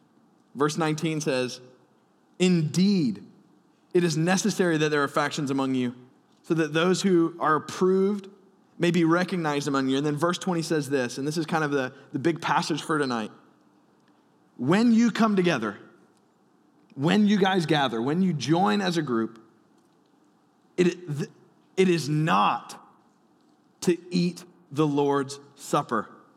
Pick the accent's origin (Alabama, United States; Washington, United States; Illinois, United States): Alabama, United States; born there; I was born in Alabama, so I can say that.